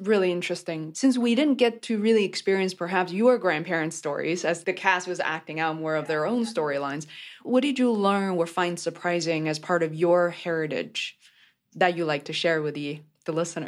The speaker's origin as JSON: {"language": "English", "region": "Beijing", "country": "China", "tie": "born or raised there", "said": "I grew up in Beijing, China"}